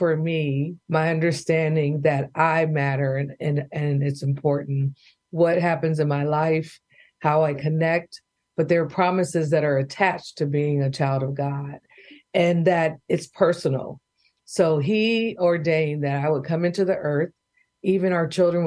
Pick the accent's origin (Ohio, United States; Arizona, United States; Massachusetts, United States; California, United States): California, United States; Bay Area; now in Oklahoma, United States; growing up in the Bay Area, oldest of three daughters